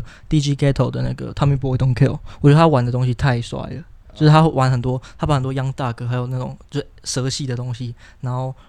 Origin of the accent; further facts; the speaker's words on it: Taiwan; 我身为台湾人